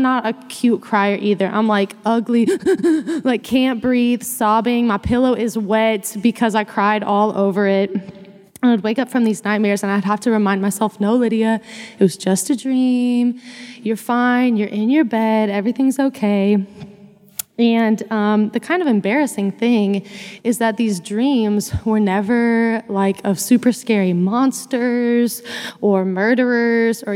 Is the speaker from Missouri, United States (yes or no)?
yes; Missouri, United States; moved away as an adult; now in Fort Worth, United States; I grew up in Missouri